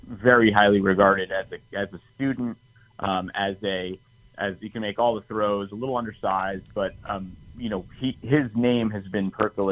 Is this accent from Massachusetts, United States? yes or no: yes; near Springfield, Western Massachusetts, United States; now in New York City, United States; I live in New York City now, but I grew up in Western Mass, right by Springfield